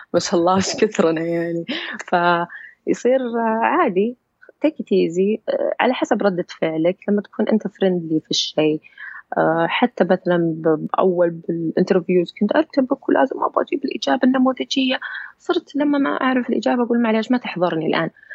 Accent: Saudi Arabia; أنا من سعودية

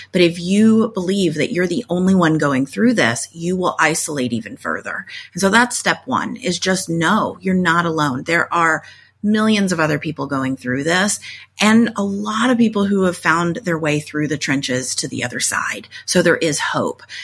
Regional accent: Tornado Alley, United States; I grew up in Tornado Alley. I live back in Tornado Alley again

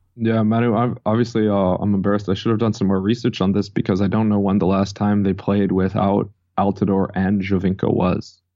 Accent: Chicago, Illinois, United States; moved away as an adult; now in Miami Beach, United States; I grew up in Chicago, it was in the suburbs

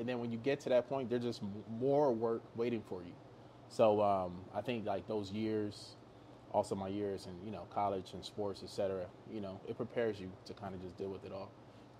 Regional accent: Nigeria; less about just being Nigerian. I think it's the people we actually come from.

